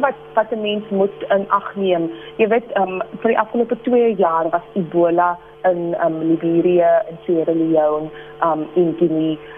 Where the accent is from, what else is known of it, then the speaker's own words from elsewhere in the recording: South Africa; vir my as 'n Suid-Afrikaner